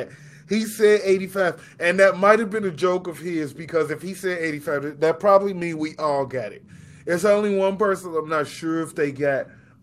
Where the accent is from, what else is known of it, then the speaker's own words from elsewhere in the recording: Chicago, Illinois, United States; This podcast is about two rude boys from Chicago